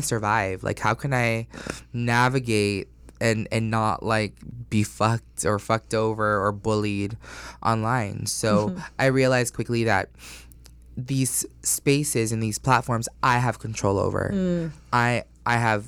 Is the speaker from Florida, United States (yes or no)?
yes; Orlando, Florida, United States; also born or lived in Astoria, Queens, New York; I was born in New York, and then I grew up in Orlando